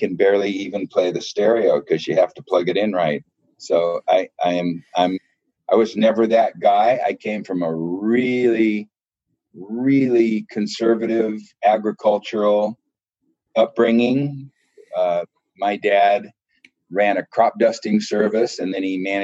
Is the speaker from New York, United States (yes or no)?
no; Calexico, California, United States; now in Bullhead City, United States; I currently reside in Bullhead City, Arizona, but originally born and raised in Calexico, California